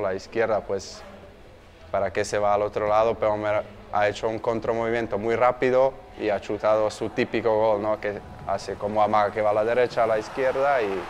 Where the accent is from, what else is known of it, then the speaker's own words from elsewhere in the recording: Slovakia; Spanish is a second language; moved away as an adult; now in Mallorca, Spain; Mi sueño era jugar en mi pueblo, que a la época estaban en primera división de Eslovaquia